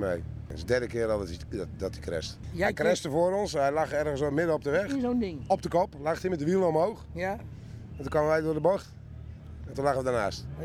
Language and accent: Dutch; Ede, Gelderland, Netherlands; Ik kom uit Ede, dus ik ken Harskamp.